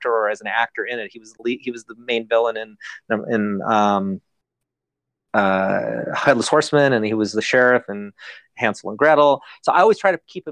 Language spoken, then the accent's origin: English; Northern California, United States; now in Los Angeles, United States; I come from Northern California. So I grew up in a small town